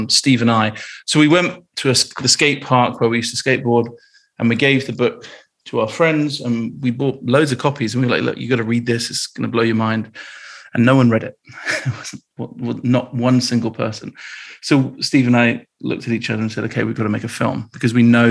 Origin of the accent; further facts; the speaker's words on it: Bristol, South West England, United Kingdom; I grew up in Bristol in the UK